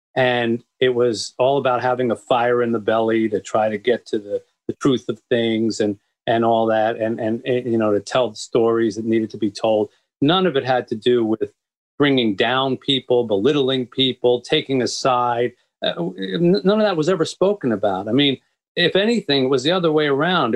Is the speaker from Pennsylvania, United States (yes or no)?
yes; Philadelphia, Pennsylvania, United States; moved away as an adult; also born or lived in Boston / New York / Florida; now in Detroit, United States; I was raised in the East, and I, you know, I, I, I grew up in Philadelphia